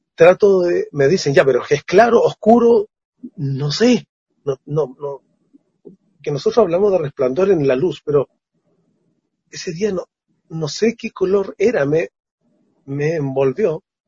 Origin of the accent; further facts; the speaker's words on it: Chile; como chileno